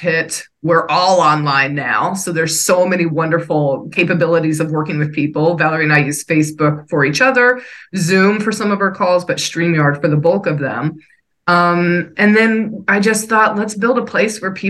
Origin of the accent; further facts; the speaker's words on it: New York City, New York, United States; I'm from New York